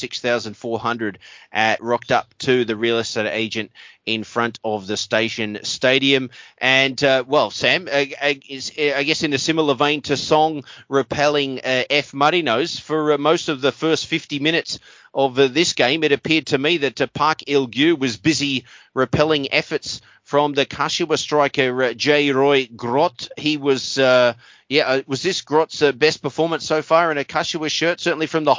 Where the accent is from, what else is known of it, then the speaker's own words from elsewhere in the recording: Australia; as an Australian